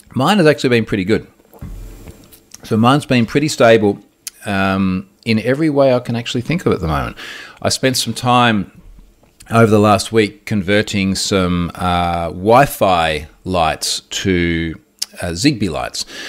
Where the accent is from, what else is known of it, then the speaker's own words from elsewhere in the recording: Australia; as an Aussie who lives